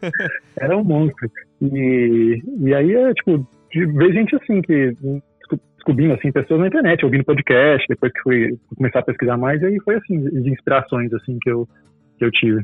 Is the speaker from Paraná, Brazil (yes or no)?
no; Goiânia, Goiás, Brazil; moved away as an adult; now in São Paulo, Brazil; eu sou de Goiânia e crescendo lá tal, eu cresci em igreja também e ia direto para acampamento.